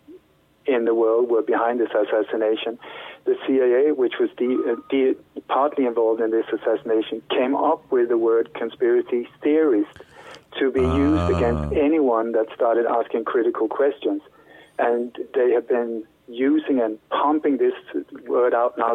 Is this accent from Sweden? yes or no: yes; Sweden; moved away as an adult; also born or lived in Denmark; now in Spain; We moved to Sweden when I was a child, but then when I grew up there, I started working as a journalist